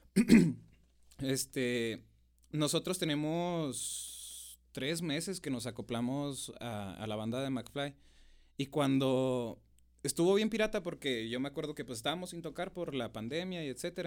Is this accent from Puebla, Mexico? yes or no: no; Namiquipa, Chihuahua, Mexico; now in Chihuahua, Mexico; Soy del maravilloso rancho de Namiquipa, oiga. sí, soy de Namiquipa, este, del terrero Namiquipa